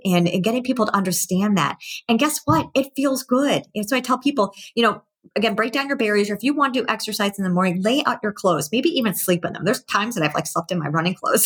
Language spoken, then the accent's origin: English; Massachusetts, United States; I was born in Massachusetts, so I have a lot of relatives there.